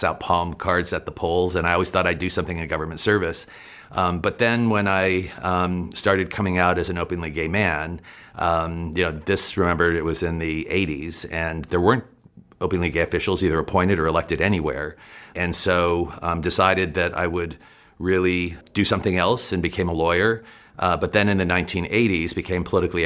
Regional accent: south of Albuquerque, New Mexico, United States; now in California, United States; I grew up in New Mexico, grew up in a farm community south of Albuquerque

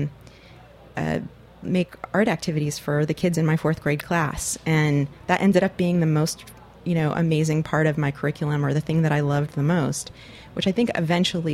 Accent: Los Gatos, California, United States; also born or lived in Schenectady, New York / San Jose, California; now in San Francisco, United States; I grew up mostly in Northern California. I moved there when I was 8 years old in 1976. From Schenectady, New York, which is where I was born and lived the first 8 years of my life.

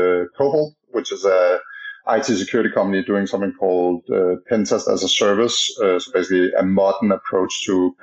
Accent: Denmark; now in San Francisco, United States; as you can maybe hear by my strange accent, I'm from Denmark originally, but I'm based in San Francisco.

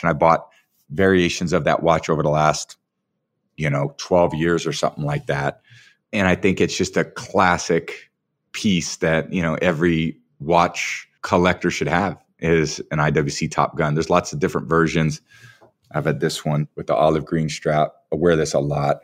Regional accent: San Mateo, California, United States; I still feel like I'm a kid from San Mateo, California, you know? Grew up on Portola Drive

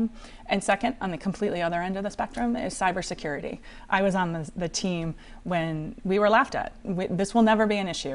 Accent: Cranston, Rhode Island, United States; now in Warwick, United States; I grew up in the district. I grew up in Cranston. I live in Warwick now.

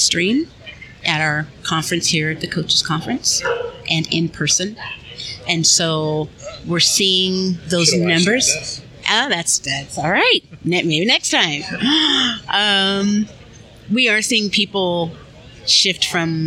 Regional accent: California, United States; moved away; also born or lived in Oakland, California; I'm originally from California, so the West Coast.

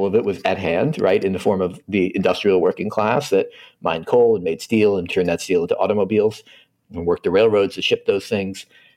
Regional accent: Philadelphia, Pennsylvania, United States; I'm not from Pittsburgh. People often assume I am. I'm from Philadelphia

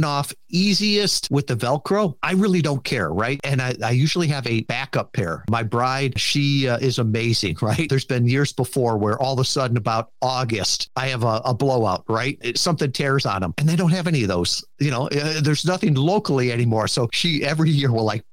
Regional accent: Kalamazoo, Michigan, United States; I'm from Kalamazoo, Michigan

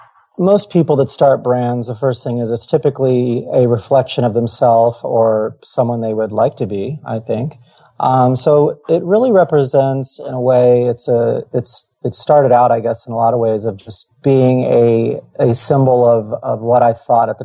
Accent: East Coast, United States; now in California, United States; I grew up in the East Coast most of my life. My dad was in the military, so I lived all over the world.

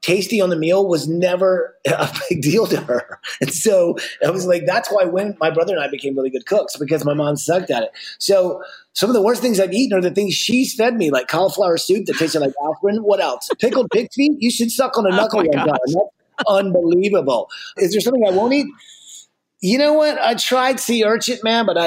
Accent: the South, United States; I grew up in the South

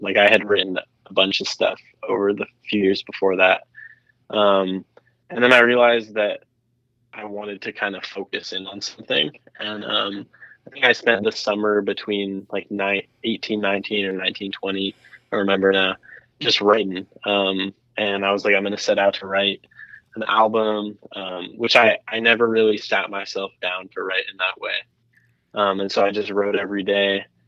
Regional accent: Los Angeles, California, United States; I grew up in Laurel Canyon

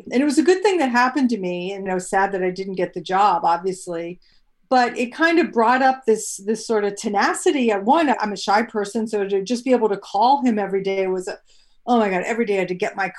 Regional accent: Shenandoah Valley, Virginia, United States; moved away; I grew up in Virginia and a small town in the Shenandoah Valley

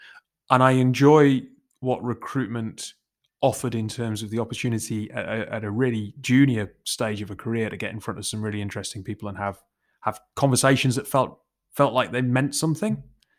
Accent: Newcastle, North East England, United Kingdom; accent: Geordie; Despite the lack of accent, I'm a Geordie, very much kind of born and bred. Centre of Newcastle from the age of like 0 to 10.

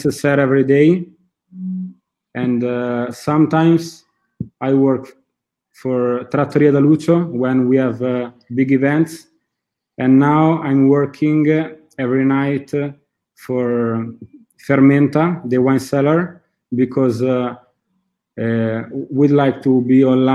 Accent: Italy; English is a second language; also born or lived in Australia; my family works in hotelery, and I grew up in the hotel

